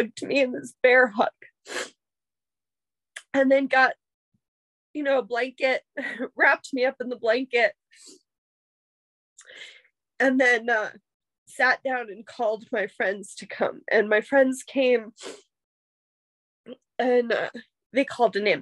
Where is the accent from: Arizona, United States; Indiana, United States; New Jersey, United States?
New Jersey, United States; Millville; Union Lake in Millville, my hometown